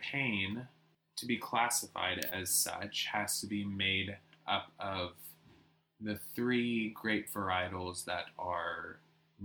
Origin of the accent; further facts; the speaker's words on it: Nashville, Tennessee, United States; I'm from Nashville